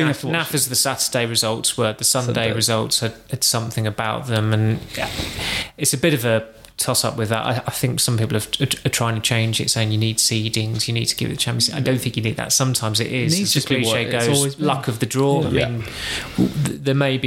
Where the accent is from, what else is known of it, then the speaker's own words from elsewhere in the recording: Chatham, South East England, United Kingdom; I was born in Chatham